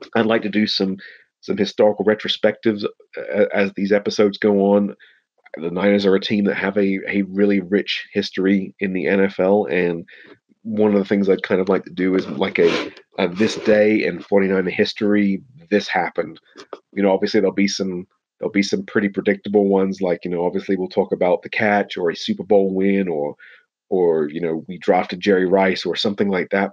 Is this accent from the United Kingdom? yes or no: yes; England, United Kingdom; also born or lived in United States; I was actually raised in England